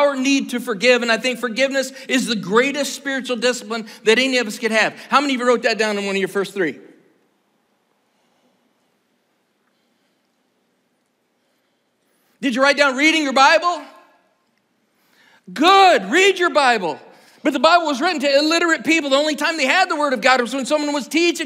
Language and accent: English; Iowa, United States; I'm from Iowa